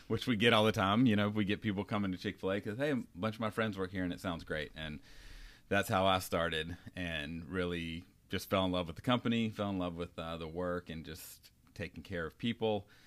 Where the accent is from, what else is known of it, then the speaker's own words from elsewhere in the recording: North Carolina, United States; moved away as an adult; now in California, United States; I'm from North Carolina, and I grew up there